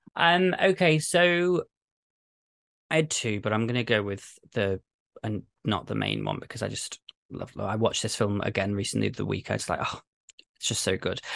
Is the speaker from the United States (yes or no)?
no; United Kingdom; I'm British